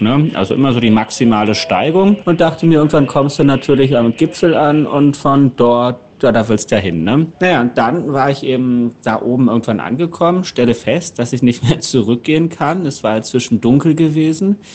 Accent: Northern Germany, Germany; als Norddeutscher

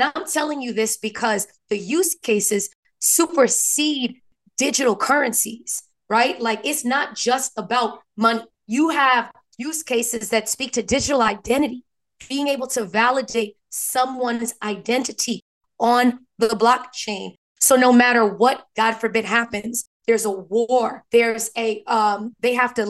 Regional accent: New York, United States; I'm from New York. I can't hide it.

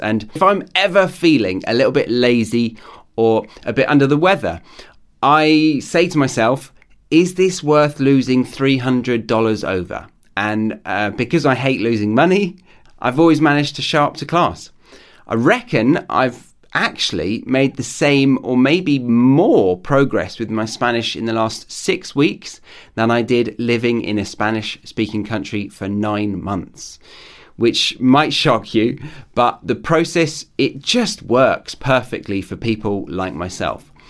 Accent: United Kingdom; moved away as an adult; now in Australia; I'm a Brit living abroad in Australia

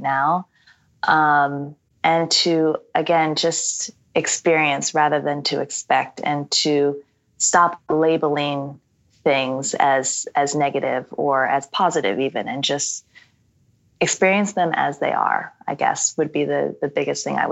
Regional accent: United States; I, as an American

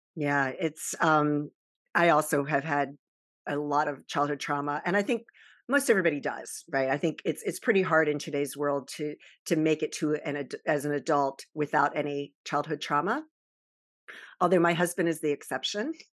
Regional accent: Baltimore, Maryland, United States; also born or lived in Virginia Beach, Virginia; I was born in Virginia Beach and raised in the Baltimore and Annapolis area

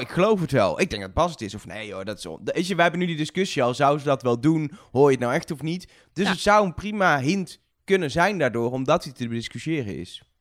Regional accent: Netherlands; wij zijn zelf Nederlanders

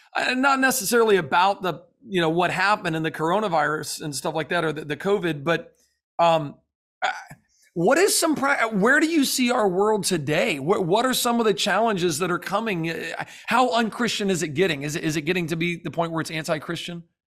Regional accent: the South, United States; now in Florida, United States; I'm from the South

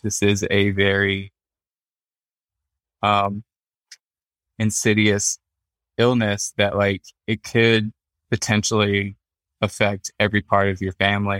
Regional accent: South Carolina, United States; moved away as an adult; now in Nebraska, United States; I was born and raised in South Carolina

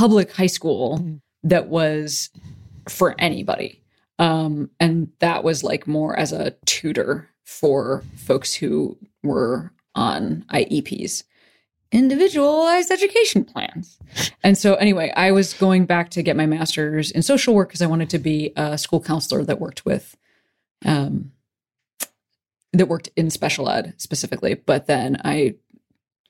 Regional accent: Western Springs, Illinois, United States; I'm from Western Springs.

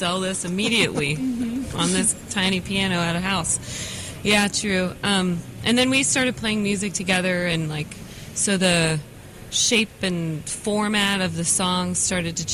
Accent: Ohio, United States; moved away as an adult; now in Winston-Salem, United States; I'm actually from Ohio, but I've been living in Winston for about 7 years

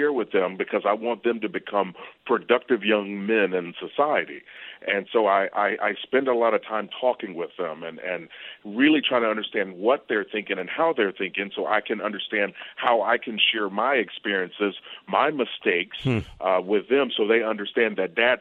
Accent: Versailles, Kentucky, United States; I grew up in Kentucky, a little town called Versailles

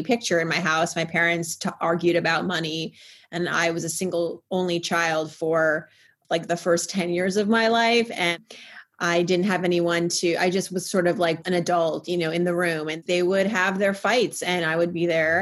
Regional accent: Worcester, Massachusetts, United States; I was born in 1980 in Worcester, Massachusetts

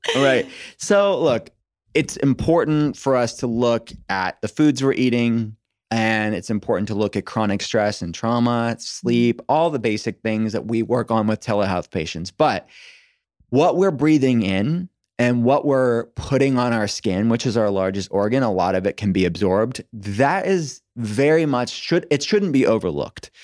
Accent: United States; I'm an American

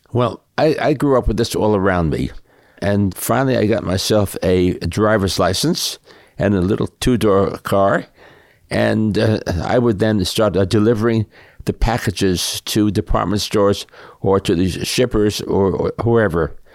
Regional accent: New York City, New York, United States; I grew up in, uh, New York City

